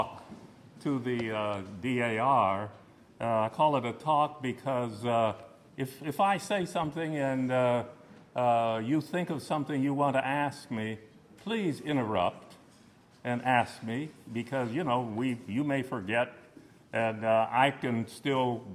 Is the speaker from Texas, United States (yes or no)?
no; Los Angeles, California, United States; I was born here in Los Angeles.